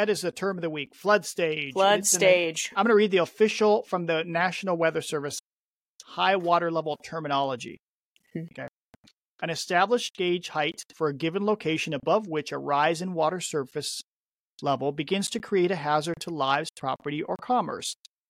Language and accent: English; Chehalis, Washington, United States; where I grew up in Chehalis, which is notorious for flooding on the Chehalis River and the Nawakam River